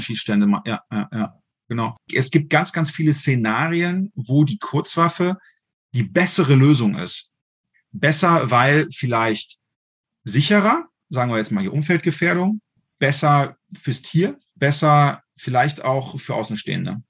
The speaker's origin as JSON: {"language": "German", "town": "Düsseldorf", "region": "North Rhine-Westphalia", "country": "Germany", "moved": "yes", "lives_now": "Saarland, Germany", "said": "Ich lebe ja aktuell im Saarland. Ich komme aus Düsseldorf ursprünglich."}